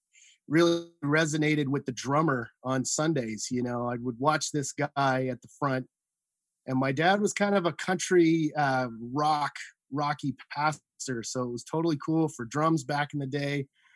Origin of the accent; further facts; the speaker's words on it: Saint John, New Brunswick, Canada; I mean, I grew up on the East Coast in St. John, New Brunswick. To all my East Coasters out there. I graduated from St. John High School.